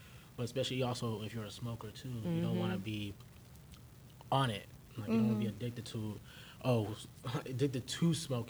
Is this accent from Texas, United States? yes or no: yes; Texas, United States; I'm from Texas